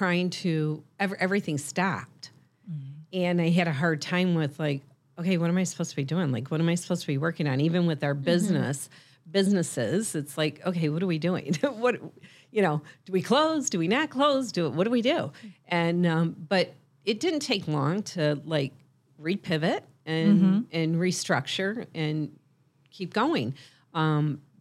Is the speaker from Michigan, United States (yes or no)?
yes; Michigan, United States; I'm a serial entrepreneur, a life coach, and the founder of The Nooner Show, and I'm also from Michigan.